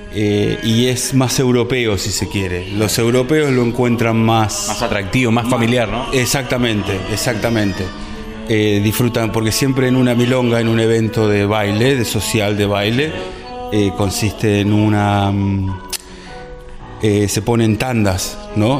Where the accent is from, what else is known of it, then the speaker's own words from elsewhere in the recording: Argentina; now in Devon, United Kingdom; fue como volver a encontrarme con mi cultura en este país, acá en Inglaterra